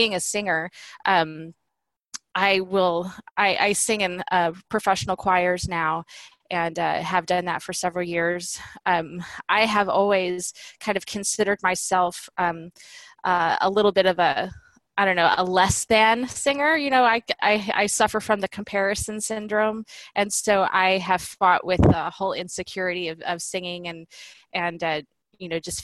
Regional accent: Southwest Missouri, United States; I grew up in Southwest Missouri in a teeny tiny small town

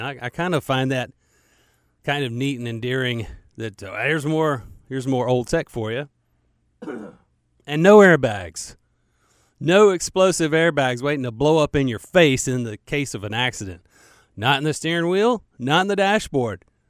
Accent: United States; I'm an American

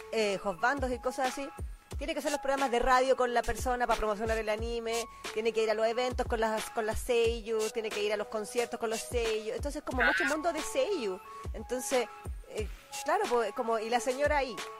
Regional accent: Chile; yo vengo de Chile.

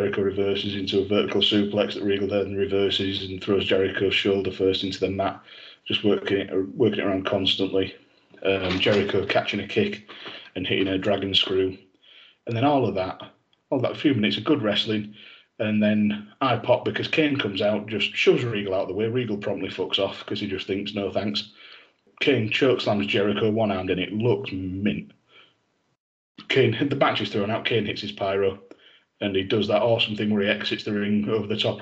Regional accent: England, United Kingdom; We're English

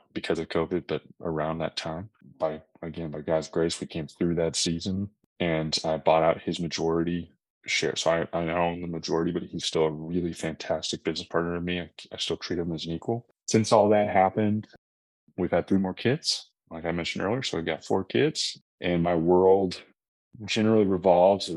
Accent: Austin, Texas, United States; born and raised in Austin, Texas

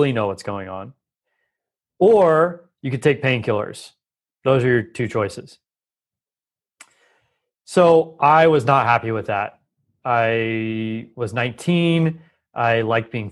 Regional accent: Los Angeles, California, United States; I grew up in Los Angeles

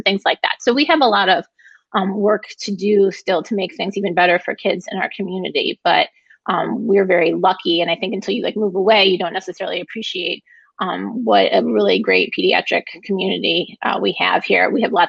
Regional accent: Brighton, United States; I grew up in Brighton. My parents went to Brighton High School. I went to Brighton High School. Yeah, haven't gone very far.

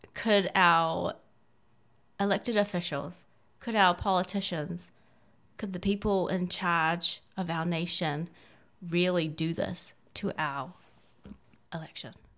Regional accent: China; now in United States; I, I'm Chinese. I was born in China

